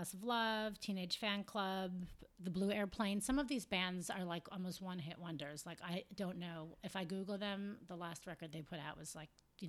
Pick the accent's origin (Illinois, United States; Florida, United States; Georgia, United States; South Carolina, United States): Illinois, United States; Chicago; So, yeah, growing up in Chicago in the late 80s